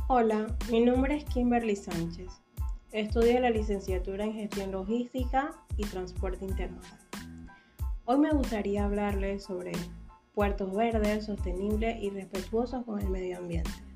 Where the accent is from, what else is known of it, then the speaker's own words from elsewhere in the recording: Panama; como panameña me siento muy orgullosa de ver cómo Panamá va avanzando